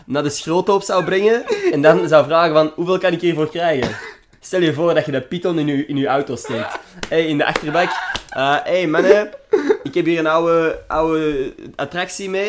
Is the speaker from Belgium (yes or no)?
yes; Belgium; Wij zijn Belgen.